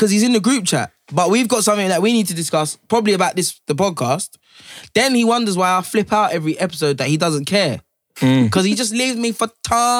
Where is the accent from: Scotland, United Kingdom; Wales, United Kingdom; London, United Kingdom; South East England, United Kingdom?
London, United Kingdom; Leyton; Leyton Orient, my hometown club